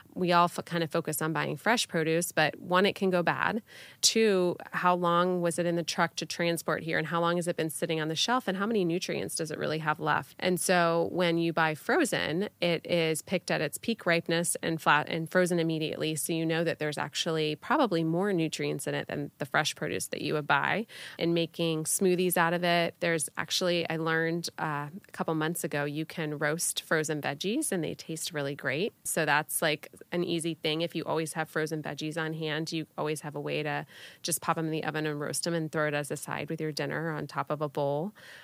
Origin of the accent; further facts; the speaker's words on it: Florida, United States; I'm born and raised in Florida